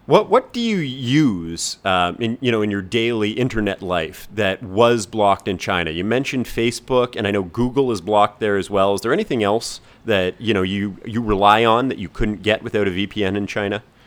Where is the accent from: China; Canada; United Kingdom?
Canada; moved away as an adult; now in Hong Kong; we're both from Canada